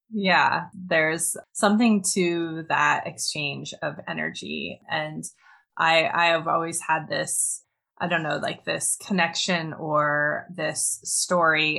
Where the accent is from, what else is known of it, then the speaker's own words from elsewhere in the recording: Montana, United States; I grew up in the mountains of Montana in northwestern US.